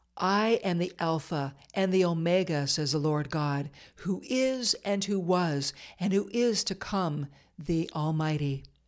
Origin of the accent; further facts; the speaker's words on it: Eastern Ontario, Canada; moved away; I moved back to Eastern Ontario and began managing the newsroom at a small chum radio station near my hometown